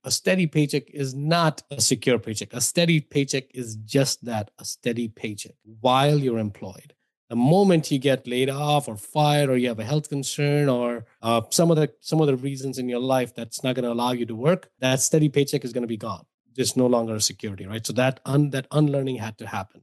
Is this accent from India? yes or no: yes; India; moved away as an adult; now in United States; if my accent didn't give away or my name didn't give away, I grew up in India